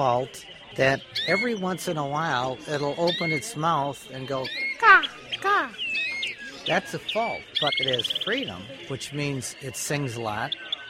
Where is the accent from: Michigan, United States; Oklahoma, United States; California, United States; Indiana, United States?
Michigan, United States; Saginaw; I'm from Saginaw, Michigan.